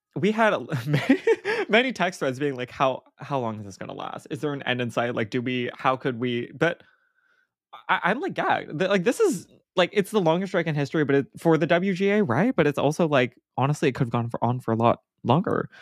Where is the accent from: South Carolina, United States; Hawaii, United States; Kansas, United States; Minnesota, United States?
Hawaii, United States; growing up in Hawaii and not on the continent